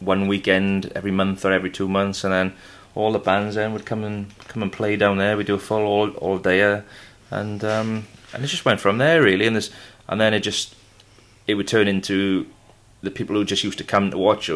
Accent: Aberdare, Wales, United Kingdom; also born or lived in Bridgend; I grew up in Aberdare

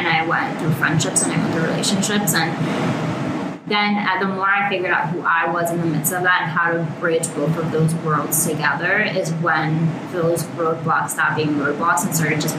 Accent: New York City, New York, United States; I grew up in Washington Heights. It's predominantly Latino, predominantly low income.

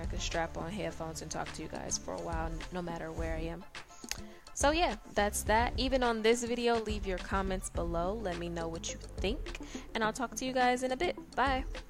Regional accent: Detroit, Michigan, United States; I am from Detroit, Michigan

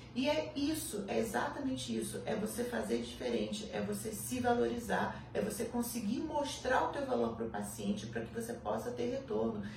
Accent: Petrópolis, Rio de Janeiro, Brazil; eu sou do interior, eu sou de Petrópolis

